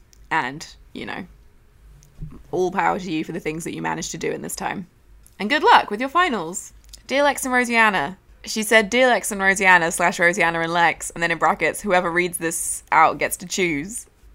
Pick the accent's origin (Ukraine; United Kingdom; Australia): Australia; Wait, it says …, not …, because I'm Australian and don't say it in the cool Irish way.